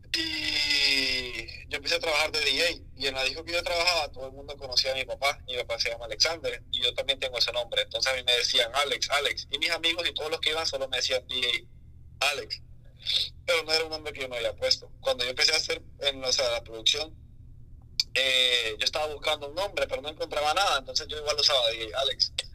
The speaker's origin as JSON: {"language": "Spanish", "town": "San Pedro Sula", "region": "Cortés", "country": "Honduras", "tie": "born or raised there", "also_born_or_lived": "La Lima, Honduras", "said": "Yo toda mi vida viví en San Pedro desde que tengo como años y meses, pero no nací en San Pedro, yo nací en Lima."}